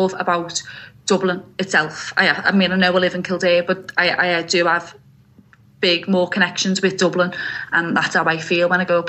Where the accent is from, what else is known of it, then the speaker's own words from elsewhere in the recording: Liverpool, North West England, United Kingdom; moved away as an adult; now in Ireland; I'm from Anfield. I was 8, showing my age now, aren't I? when Hillsborough happened, and living so close to Anfield